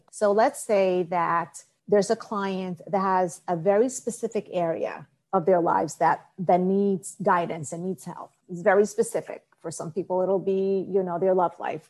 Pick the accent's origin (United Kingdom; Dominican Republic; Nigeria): Dominican Republic; I was born in Dominican Republic